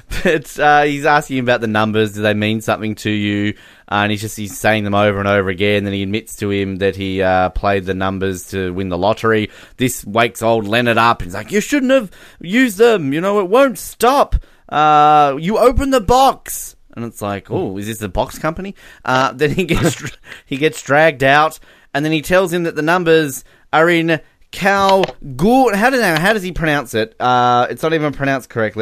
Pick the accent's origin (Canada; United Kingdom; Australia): Australia; We've lived here our entire lives. We're Australian